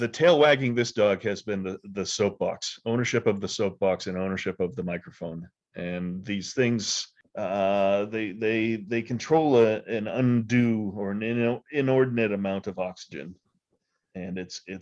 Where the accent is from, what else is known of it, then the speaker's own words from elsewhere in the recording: United States; As an American